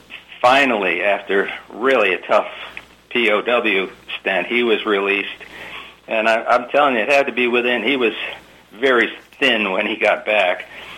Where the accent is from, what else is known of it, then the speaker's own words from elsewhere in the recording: New York City, New York, United States; I was born in New York, Queens, New York, and from great parents